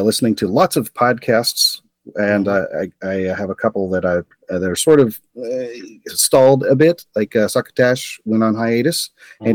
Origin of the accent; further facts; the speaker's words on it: Arcata, California, United States; I'm from Arcata.